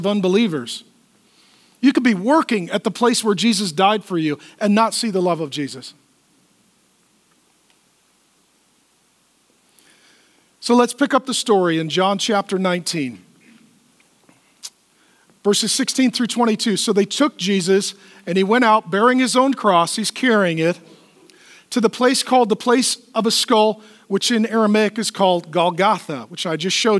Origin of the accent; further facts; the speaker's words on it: United States; I'm a pastor from America